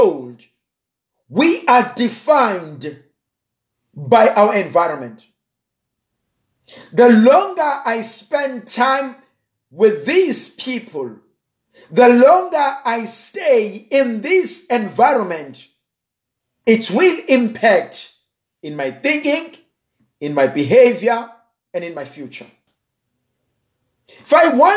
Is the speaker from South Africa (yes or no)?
yes; South Africa; I'm a South African